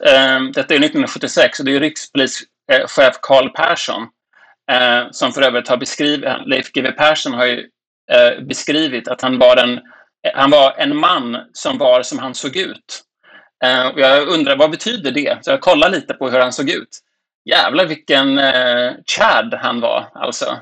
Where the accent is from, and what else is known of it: Sweden